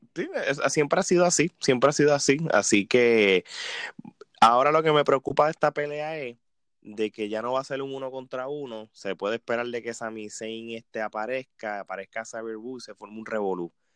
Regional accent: Puerto Rico; yo como puertorriqueño

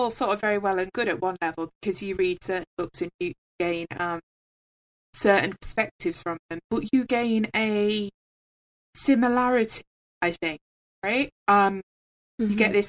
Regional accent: England, United Kingdom; I am from England, I am English.

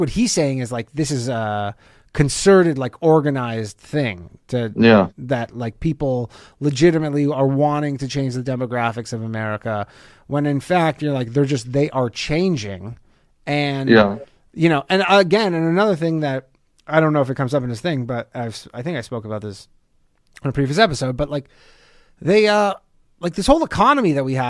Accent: Canada; moved away; Canada where I'm from, like, yes, the demographics are good. Like when I grew up, Canada was 80 something percent white people.

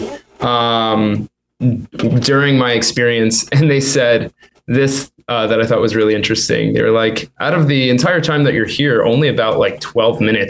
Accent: Chester, Pennsylvania, United States; 20 minutes outside of Philly in Chester

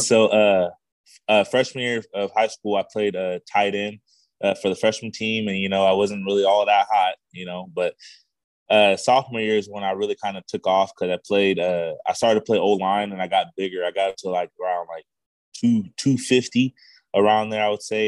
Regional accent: Visalia, California, United States; moved away as an adult; also born or lived in Los Angeles, California; now in Honolulu, United States; I had moved originally moved to Visalia uh, after my mom had uh, passed away when I was the age seven.

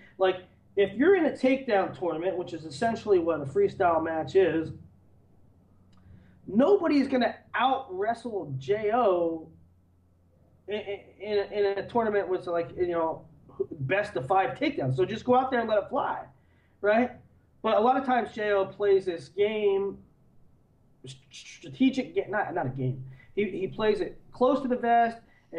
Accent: Easton, United States; I'm from Easton

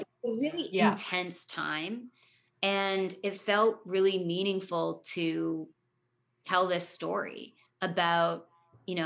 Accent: Toronto, Ontario, Canada; growing up in Toronto and like acting here

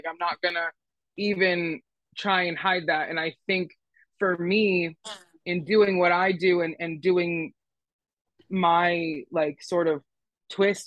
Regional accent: Philadelphia, Pennsylvania, United States; I'm from Philly

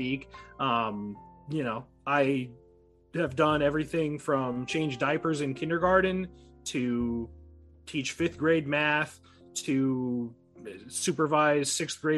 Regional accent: Galesburg, Illinois, United States; I'm from... the lovely town of Galesburg, Illinois, over in the west central part of the state

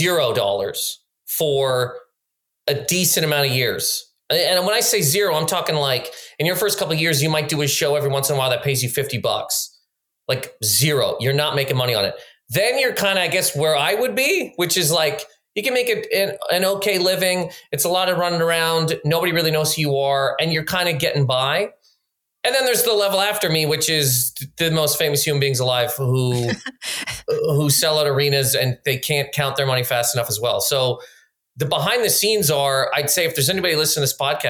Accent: Nova Scotia, Canada; moved away as an adult; now in New York, United States; growing up in Nova Scotia

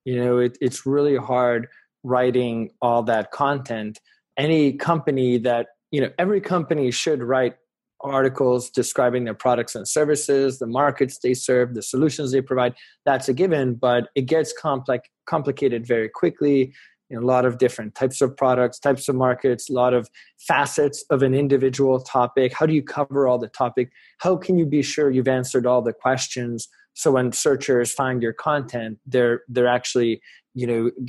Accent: Hungary; English is a second language; now in United States; we came from Hungary, which was a, you know, post-Soviet country where they didn't have consumer education nearly as much as in the US.

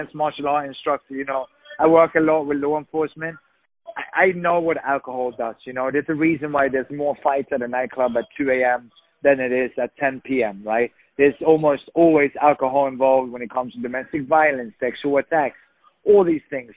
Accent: Sweden; also born or lived in England; now in Los Angeles, United States; I'm originally from Sweden. I lived in England

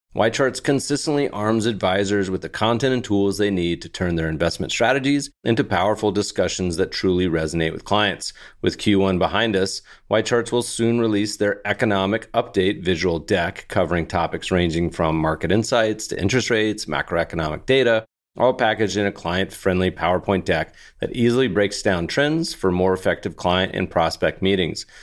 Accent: Colorado, United States; now in California, United States; I grew up in Colorado

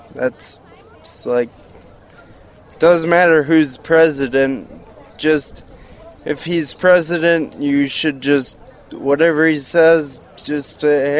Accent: La Crosse, Wisconsin, United States; I'm from La Crosse, Wisconsin.

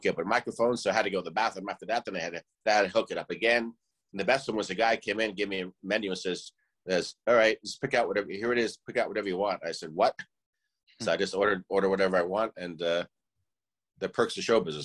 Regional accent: Rye, New York, United States; I'm from Rye, New York

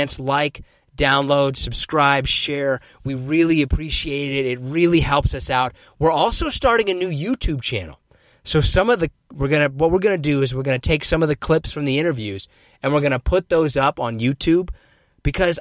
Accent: Kansas, United States; I'm from Kansas

